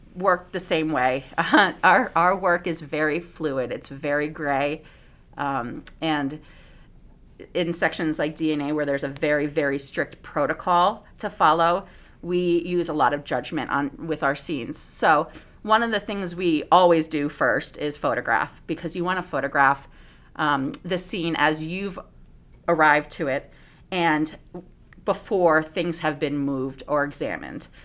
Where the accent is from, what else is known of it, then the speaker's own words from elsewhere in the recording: Bethany, Connecticut, United States; moved away; also born or lived in Southern California; I was actually born in Connecticut in a small little farm town, uh, Bethany, right outside of New Haven, Connecticut